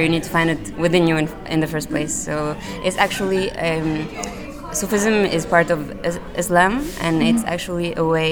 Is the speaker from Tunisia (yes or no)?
yes; Tunisia; also born or lived in France; now in New York, United States; I'm from Tunisia originally, and I also lived in France a little, and now I'm in New York.